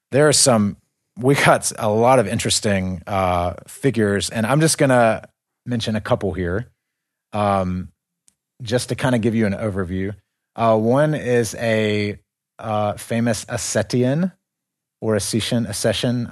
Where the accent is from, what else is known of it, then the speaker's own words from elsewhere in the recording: United States; moved away; we are from the West. We're from America